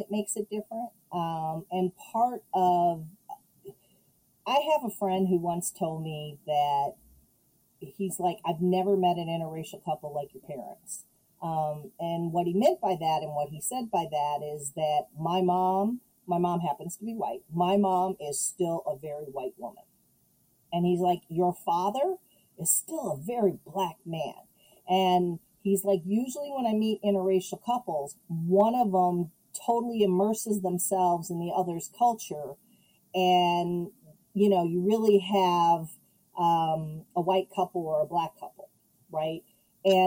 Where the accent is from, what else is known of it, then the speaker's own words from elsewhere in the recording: Chicago, Illinois, United States; I grew up in Chicago, and then we moved to the suburbs. So I spent the first 8 years of my life in a predominantly black neighborhood.